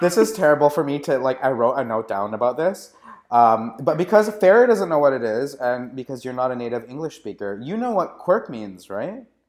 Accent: Canada; now in San Francisco, United States; I am a Canadian living in San Francisco

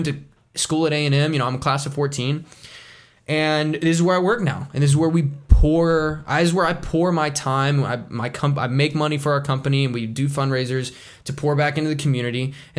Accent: Lake Jackson, Texas, United States; also born or lived in College Station, Texas; I grew up outside of Houston in Lake Jackson, down there, raised in Dow Chemical territory, and I lived there. I lived there until I was 18 and moved here. And I've lived here since 2010

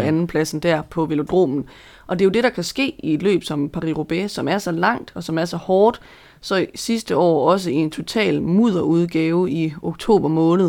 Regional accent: Denmark; som dansker

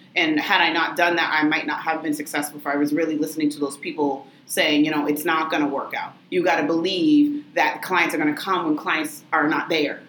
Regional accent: Lynn, Massachusetts, United States; also born or lived in Tewksbury; I was born and raised in Lynn. Um, so, I'd say lifelong Linner.

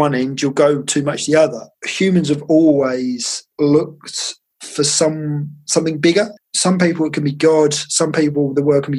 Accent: Essex, East of England, United Kingdom; I'm from Essex, so that's all we do.

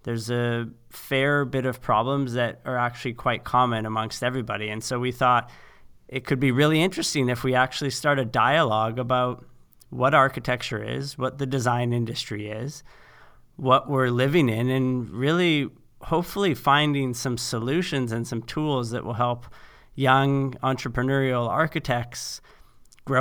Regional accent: Saskatoon, Saskatchewan, Canada; moved away as an adult; now in Los Angeles, United States; So I'm a Canadian born and made designer who's found his way to Los Angeles. I've been here about 10 years now, but I was born on the endless prairie sky of Saskatoon, Saskatchewan.

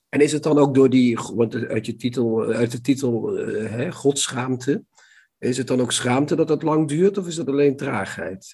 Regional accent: Limburg, Netherlands; Limburg, waar het katholicisme toch redelijk alomtegenwoordig was

